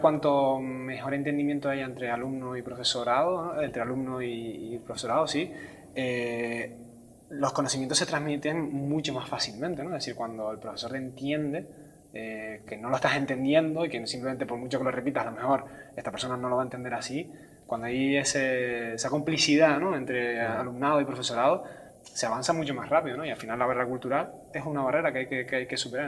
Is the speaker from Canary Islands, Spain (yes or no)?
yes; San Cristóbal de La Laguna, Canary Islands, Spain; now in Santa Cruz de Tenerife, Spain; yo ahora vivo en Santa Cruz, pero que soy de La Laguna toda la vida